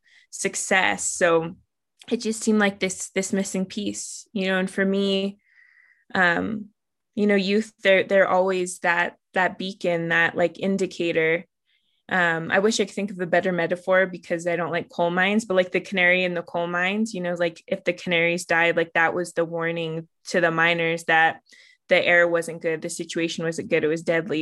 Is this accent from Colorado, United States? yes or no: yes; Southern Ute Reservation, Colorado, United States; I grew up on the Southern Ute Reservation where my father's from